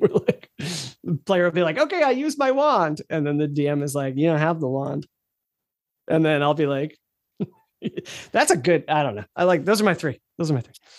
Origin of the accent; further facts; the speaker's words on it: United States; being an American